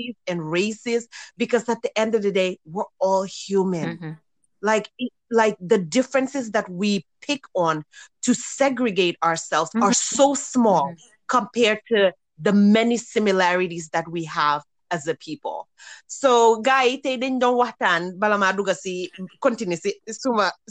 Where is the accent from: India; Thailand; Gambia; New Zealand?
Gambia; when we were growing up in Gambia